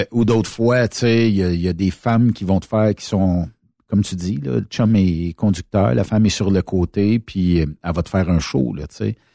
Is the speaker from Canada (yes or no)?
yes; Quebec, Canada; accent: Québécois; Je crois que mon accent du Québec l'a séduite.